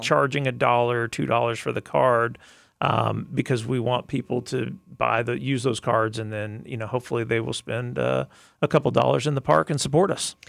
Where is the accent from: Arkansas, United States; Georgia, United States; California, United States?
Arkansas, United States; also born or lived in Tulsa; now in Lakeland, United States; I grew up in Arkansas, which is kinda hilly country